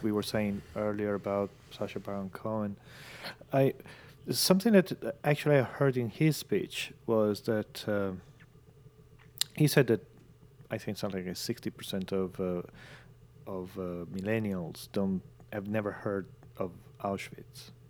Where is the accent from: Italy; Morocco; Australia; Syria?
Italy; northern Italy; now in London, United Kingdom; I was in my hometown in northern Italy.